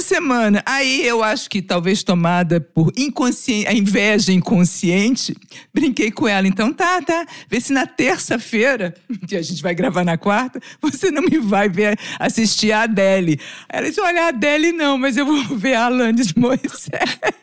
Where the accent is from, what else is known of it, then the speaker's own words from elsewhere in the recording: Brazil; Aqui a gente no Brasil